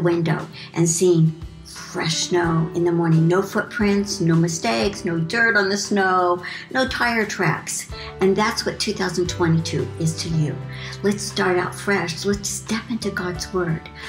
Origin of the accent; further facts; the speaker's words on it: Missouri, United States; I grew up in Missouri